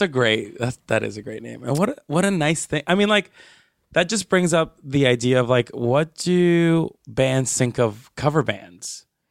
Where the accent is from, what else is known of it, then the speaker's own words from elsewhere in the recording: Palmira, Valle del Cauca, Colombia; moved away; my hometown is Palmira